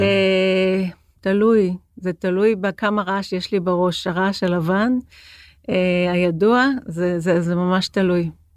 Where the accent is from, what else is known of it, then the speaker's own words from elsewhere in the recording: Jerusalem, Jerusalem District, Israel; now in Tel Aviv, Israel; אני ירושלמית ואני גרה בתל אביב